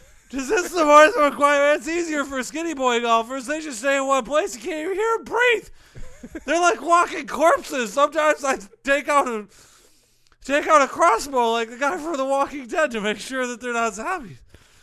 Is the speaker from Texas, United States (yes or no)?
yes; Texas, United States; accent: Southern; Yeah, can't you tell by my accent? My home is in Texas.